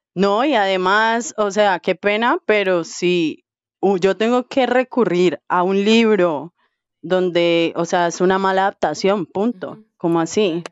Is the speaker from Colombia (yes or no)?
yes; Colombia; yo soy de Colombia